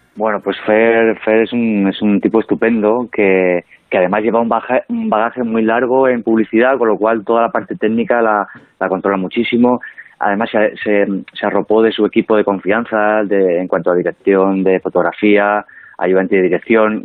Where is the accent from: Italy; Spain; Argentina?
Spain; El Provencio, Castilla-La Mancha; moved away; el Provencio, mi pueblo, es, pertenece a la provincia de Cuenca. O sea, yo en ah. realidad soy nacido allí